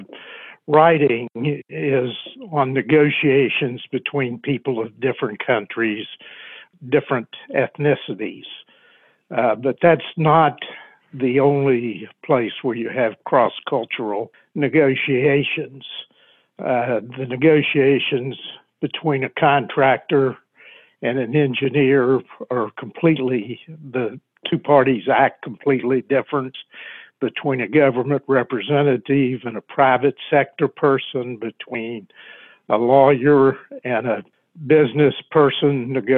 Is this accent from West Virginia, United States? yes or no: yes; West Virginia, United States; now in Washington, D.C., United States; Can't you listen to the way I talk and know that I'm a West Virginian? My family lives right down the road from where we're at.